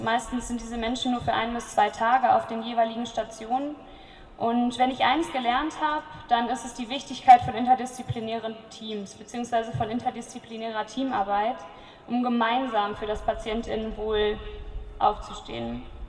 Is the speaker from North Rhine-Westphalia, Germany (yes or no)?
yes; Cologne, North Rhine-Westphalia, Germany; ich komme aus Köln